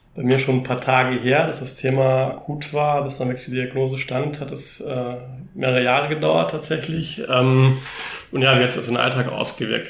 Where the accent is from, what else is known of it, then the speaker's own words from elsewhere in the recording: Germany; bei uns in Deutschland